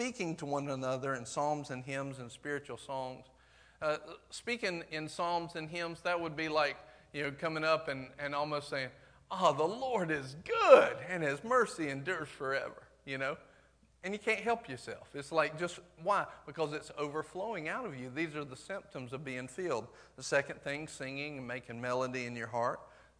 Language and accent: English; the South, United States; accent: southern